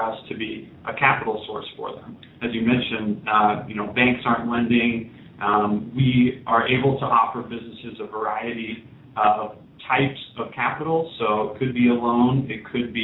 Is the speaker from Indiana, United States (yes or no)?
yes; Indianapolis, Indiana, United States; I come from Indianapolis